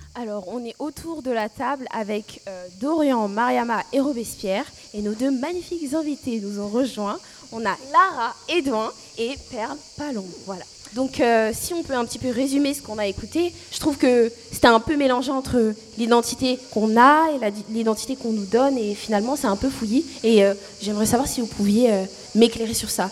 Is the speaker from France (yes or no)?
yes; France; je suis née en France et que j'ai grandi en France